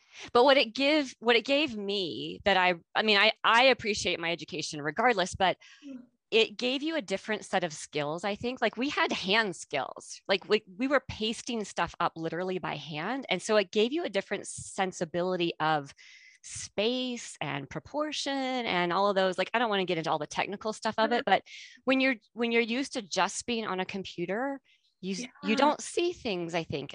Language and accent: English; United States; moved away; So I am born and raised in the United States. A lot of people don't know that about me. I lost my accent when I came. So they don't know that, but that is where I grew up.